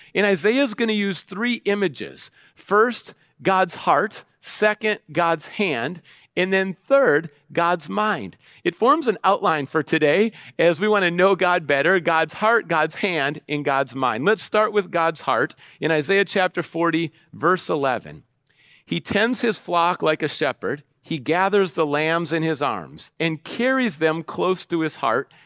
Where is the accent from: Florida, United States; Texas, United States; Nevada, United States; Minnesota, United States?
Minnesota, United States; Minneapolis; I grew up in Minneapolis and Saint Paul, the Twin Cities, Minnesota